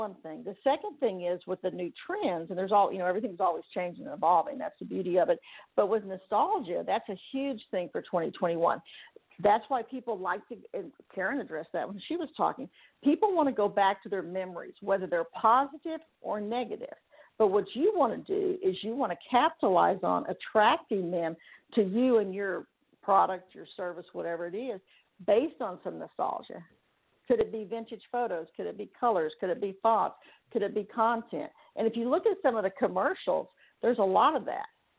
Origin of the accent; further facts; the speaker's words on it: Texas, United States; moved away; also born or lived in Huntington Beach, California; Now I live in Texas, of course, my home state